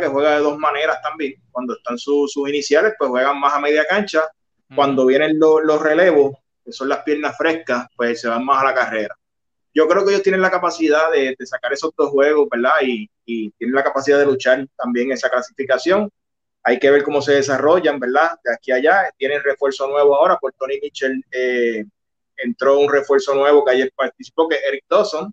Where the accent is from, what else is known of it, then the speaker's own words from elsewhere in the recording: San Germán, Puerto Rico; now in Cabo Rojo, Puerto Rico; San Germán es, mi pueblo, yo nací, yo soy san germeño yo vivo en Cabo Rojo, pero nací en San Germán y mi familia es de San Germán